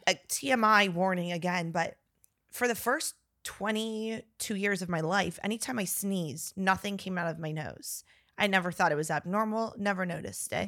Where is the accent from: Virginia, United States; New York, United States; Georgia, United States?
Virginia, United States; Northern; now in Texas, United States; we're from Northern Virginia